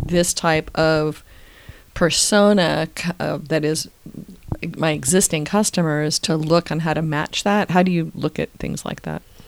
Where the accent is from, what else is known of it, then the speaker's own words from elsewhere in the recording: San Francisco, California, United States; I grew up in San Francisco